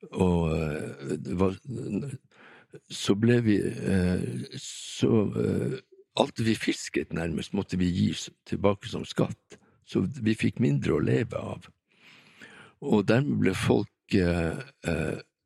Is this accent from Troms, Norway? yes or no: yes; Tromsø, Troms, Norway; also born or lived in Vestertana, Tana, Finnmark; jeg vokste opp her i Tromsø